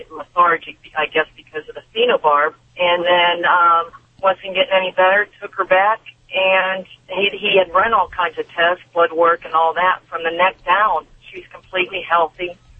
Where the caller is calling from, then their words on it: Arcadia, California, United States; Arcadia, Pasadena area, California.